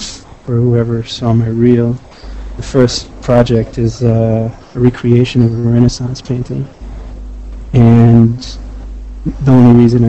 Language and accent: English; Israel; Well, I came from Israel to VFS after learning classical art and painting.